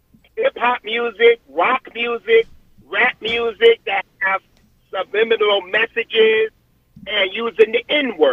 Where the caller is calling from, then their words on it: Newark, New Jersey, United States; from Newark.